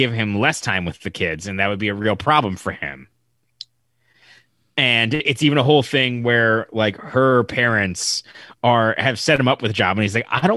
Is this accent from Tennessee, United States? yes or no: no; Reno, Nevada, United States; my hometown being a punchline in all movies